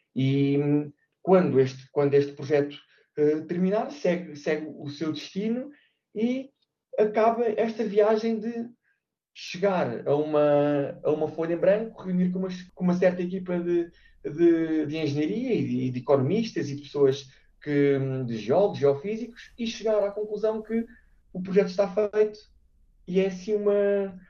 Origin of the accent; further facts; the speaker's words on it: Portugal; moved away as an adult; also born or lived in Brazil / Norway; now in Singapore; nós somos portugueses